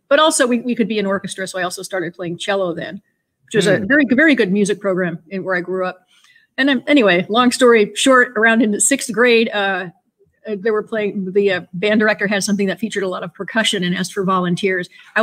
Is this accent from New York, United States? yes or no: yes; Endicott, New York, United States; also born or lived in Buffalo, New York / Philadelphia; now in near Philadelphia, United States; my parents moved to a town called Endicott, New York, which is in the middle of New York State